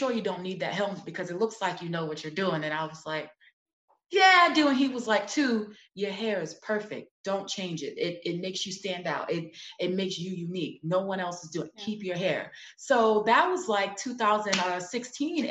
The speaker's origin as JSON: {"language": "English", "town": "New York City", "region": "New York", "country": "United States", "said": "I'm from Brooklyn, New York, you know, Sumner Projects, that's right near Marcy Projects"}